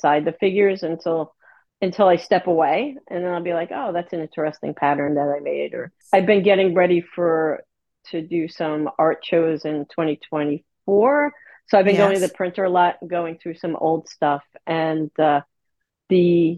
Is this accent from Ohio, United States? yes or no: no; New York City, New York, United States; also born or lived in Manhattan, New York; I was born and raised in Staten Island, New York